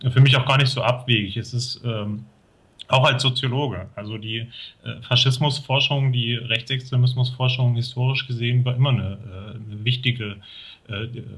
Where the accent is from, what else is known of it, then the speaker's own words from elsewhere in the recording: Thuringia, Germany; Also ich bin hier in Thüringen aufgewachsen, in einer Kleinstadt